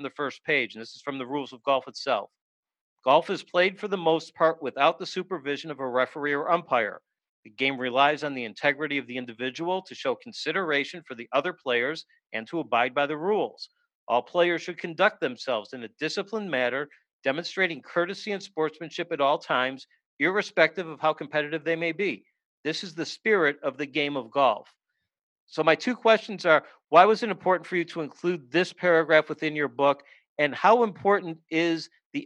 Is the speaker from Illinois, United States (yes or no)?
yes; Chicago, Illinois, United States; I grew up in Chicago